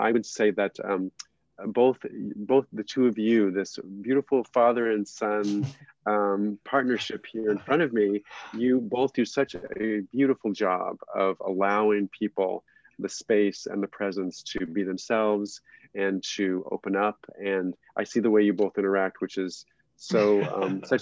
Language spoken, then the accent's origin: English; New Mexico, United States; I come from New Mexico, where Native American Indian culture and Mexican culture are more primary